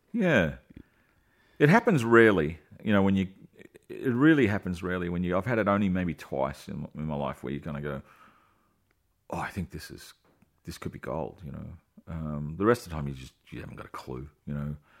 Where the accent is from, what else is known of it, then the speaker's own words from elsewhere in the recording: Australia; we're Aussies